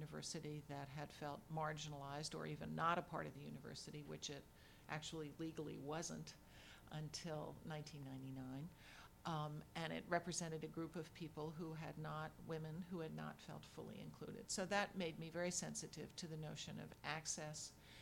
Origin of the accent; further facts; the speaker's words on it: Virginia, United States; moved away; since I was a small child growing up in Virginia